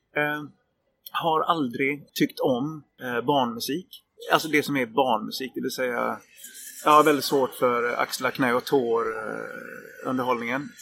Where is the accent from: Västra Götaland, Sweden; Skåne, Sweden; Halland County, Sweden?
Halland County, Sweden; Varberg; Jag är uppväxt på landet utanför Varberg